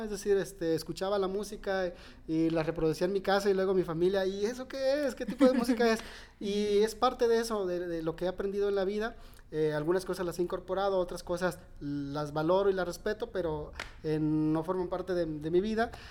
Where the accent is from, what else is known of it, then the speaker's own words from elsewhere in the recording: Nayarit, Mexico; siempre me he visto en Nayarit, siempre me he visto, mm, aquí me veo todavía, o sea, no, mm, se me hace difícil despegarme de, mi tierra